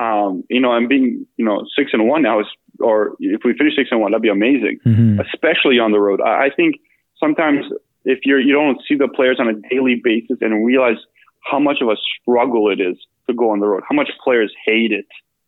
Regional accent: Bosnia & Herzegovina; born there; So I speak Bosnian. I was born in Bosnia.

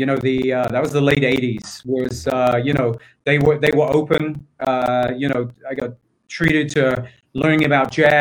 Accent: England, United Kingdom; moved away as an adult; also born or lived in London; I grew up in England. My family still lives there. Grew up on what at the time was the largest housing estate

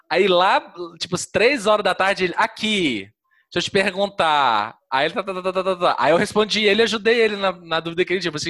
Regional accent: Minas Gerais, Brazil; eu sou de Minas

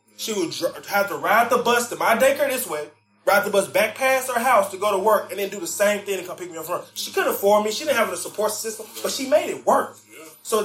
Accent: Memphis, Tennessee, United States; I'm from Memphis, heavily drug populated area.

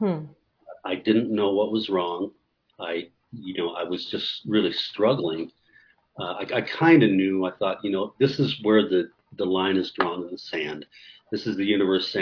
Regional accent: Columbus, Ohio, United States; moved away as an adult; now in Albuquerque, United States; I'm from Columbus, Ohio

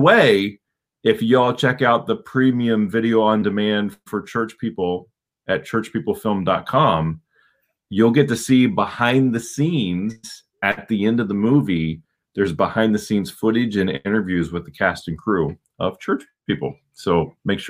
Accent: Plainfield, Ohio, United States; moved away as an adult; also born or lived in Westerville, Ohio / Southern California; now in Northern California, United States; Plainfield, Ohio, in Coshocton County, Ohio. That's where I grew up

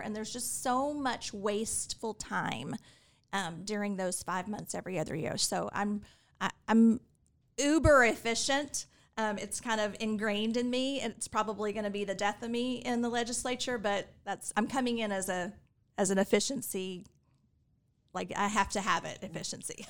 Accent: Fort Worth, Texas, United States; also born or lived in Houston, Texas; now in Austin, United States; I grew up in Fort Worth

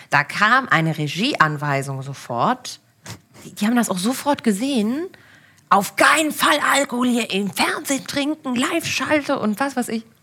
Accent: Berlin, Germany; moved away as an adult; also born or lived in Cologne / Frankfurt; aus Berlin bin eine dieser seltenen äh, Berlinerinnen.

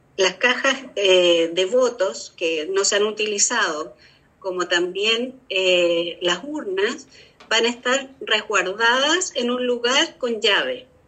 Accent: Chile; nosotros como chilenos

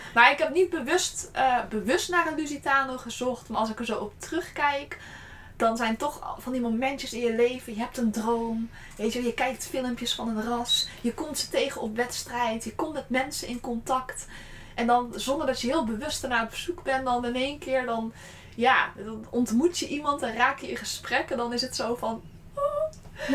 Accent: Gorinchem, South Holland, Netherlands; also born or lived in Utrecht; ik kom oorspronkelijk uit Gorkum

